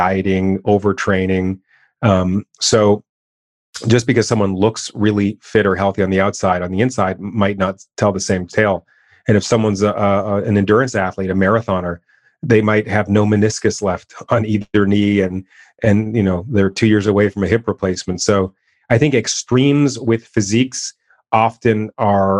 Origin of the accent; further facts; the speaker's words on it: Canada; I'm born and raised in Canada